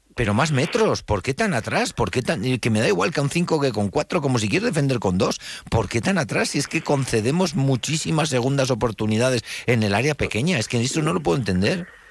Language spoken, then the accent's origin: Spanish; Huesca, Aragon, Spain; somos de aquí de Huesca